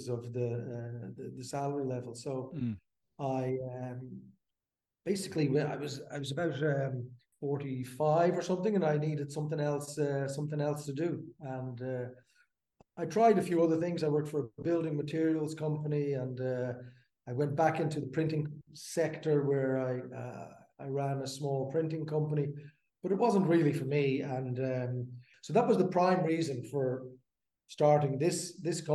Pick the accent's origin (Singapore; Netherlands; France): Netherlands; just outside Amsterdam, North Holland; moved away as an adult; now in Dublin, Ireland; I grew up in Amsterdam, just outside Amsterdam. I was born in Dublin. My mum is Irish. And very shortly after, when I was two or something, we moved to Holland, and that's where I grew up.